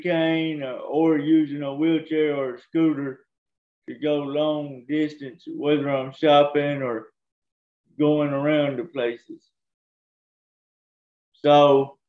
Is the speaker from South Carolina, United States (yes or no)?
no; Cottondale, Alabama, United States; also born or lived in Tuscaloosa, Alabama; Raised in Alabama, in Cottondale, Alabama